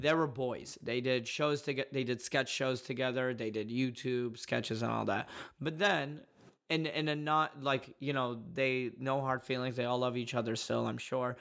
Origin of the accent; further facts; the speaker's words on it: Dallas, Texas, United States; I grew up in Dallas, and we were the only Yemeni family over there